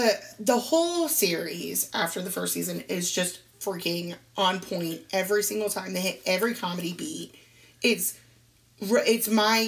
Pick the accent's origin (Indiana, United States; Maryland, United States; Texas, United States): Indiana, United States; born there; I was born in Indiana, so there's that little thing.